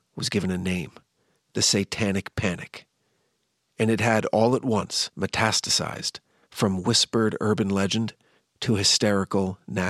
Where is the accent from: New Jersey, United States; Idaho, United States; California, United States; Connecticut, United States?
New Jersey, United States; Jefferson Township; born or raised there